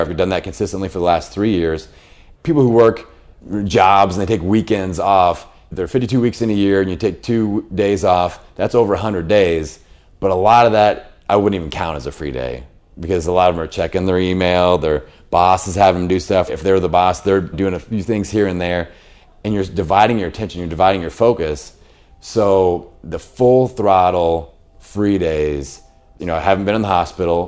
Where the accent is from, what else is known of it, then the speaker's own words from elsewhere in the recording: Bloomington, Indiana, United States; I have a fitness facility in my hometown of Bloomington, Indiana